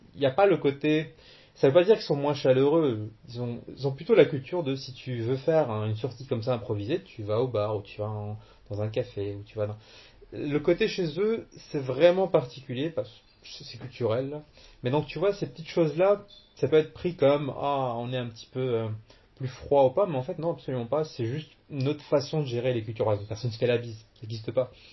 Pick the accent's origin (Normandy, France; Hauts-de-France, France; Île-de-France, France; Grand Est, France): Normandy, France; Cherbourg; born or raised there; moved away as an adult; also born or lived in Algeria / Caen; now in Quebec, Canada